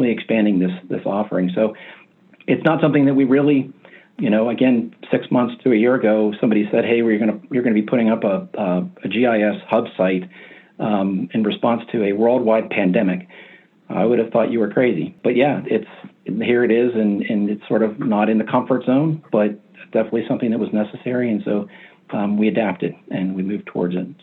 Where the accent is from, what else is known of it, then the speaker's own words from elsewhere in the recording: Appalachia, United States; I grew up in Appalachia